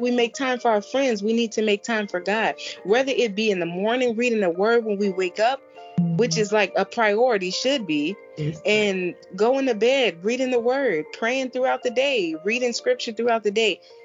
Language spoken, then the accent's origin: English; Chicago, Illinois, United States; moved away as an adult; also born or lived in Florida; born and raised in Chicago